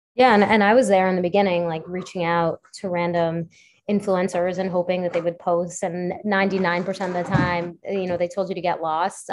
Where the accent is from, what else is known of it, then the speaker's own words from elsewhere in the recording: New York City, New York, United States; I grew up on the Upper West Side